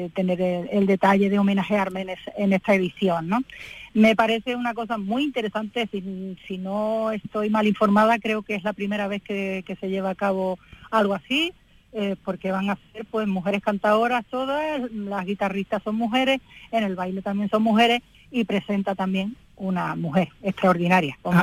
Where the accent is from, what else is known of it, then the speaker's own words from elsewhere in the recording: Álora, Andalusia, Spain; en mi pueblo pues eh, hayan tenido a bien hacerme pues ese reconocimiento